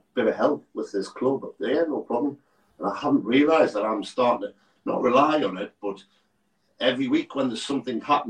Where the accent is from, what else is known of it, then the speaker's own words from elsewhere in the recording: Washington, North East England, United Kingdom; moved away as an adult; now in Durham area, United Kingdom; I'm not from the area. I'm from Washington. It's only 15 miles away, but I've lived in the area 13 years.